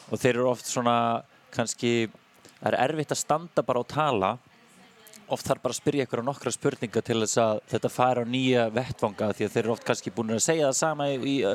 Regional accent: Iceland; Ég er sko fættur upp alveg í Álfumum Já

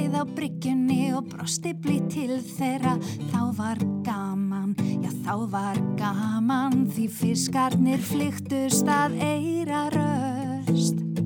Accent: Iceland; moved away as an adult; also born or lived in Australia; Ég náttúrulega uh, ólst upp hérna á Íslandi

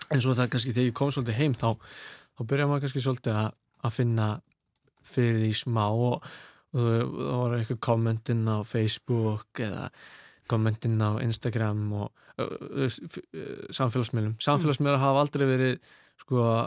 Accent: Reykjavík, Capital Region, Iceland; moved away as an adult; now in London, United Kingdom; ég ólst upp í Vesturbænum

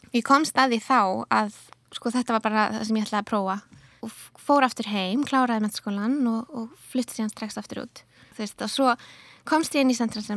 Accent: Akureyri, Northeastern Region, Iceland; moved away as an adult; also born or lived in London; now in Reykjavík, Iceland; ég fætti á upplæðinu á Akureyri og flutti, ég reyni flutti til London þegar ég var nýjútskrifuð

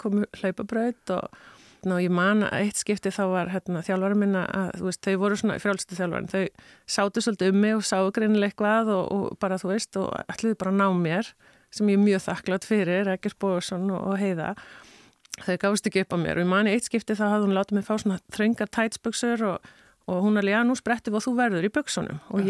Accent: Iceland; also born or lived in United States; ég er litla píjan frá Íslandi

